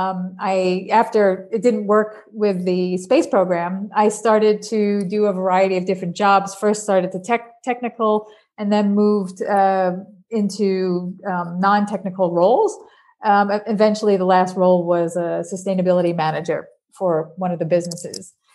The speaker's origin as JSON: {"language": "English", "region": "New York", "country": "United States", "tie": "born or raised there", "accent": "New Yorker", "moved": "as an adult", "lives_now": "Netherlands", "said": "I was born in New York, so I have a little bit of New Yorker in me still, even though I have lived over in Europe for the last 30 years"}